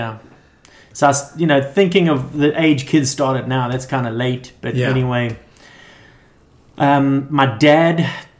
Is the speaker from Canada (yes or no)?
no; Durban, KwaZulu-Natal, South Africa; moved away as an adult; also born or lived in Johannesburg, South Africa; now in Huntington Beach, United States; I was born in Johannesburg, but I grew up in Durban, South Africa, which is where... at the beach where Sean Thompson, Martin Potter, Geordie eventually... So it was a high performance zone, excellent waves.